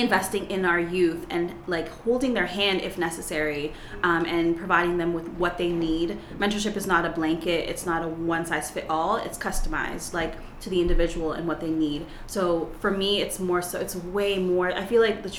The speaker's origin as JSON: {"language": "English", "town": "Toronto", "region": "Ontario", "country": "Canada", "said": "I am from Toronto, Canada, and I come from a middle class, two-parent home, preacher's kid, so I lived in a bubble most of my life"}